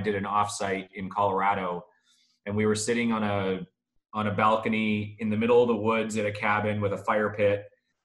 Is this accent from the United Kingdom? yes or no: no; Canada; moved away as an adult; Born and raised in Canada, moved here about 7 years ago.